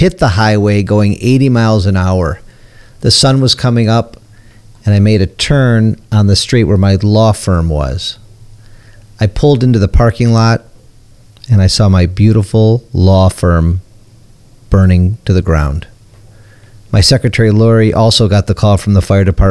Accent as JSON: {"language": "English", "town": "Detroit", "region": "Michigan", "country": "United States", "said": "I'm from Detroit"}